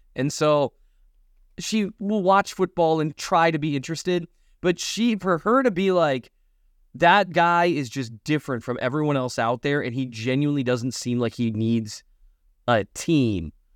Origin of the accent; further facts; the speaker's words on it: United States; moved away; also born or lived in North Dakota / Minnesota / Kansas City; I grew up in North Dakota and Minnesota.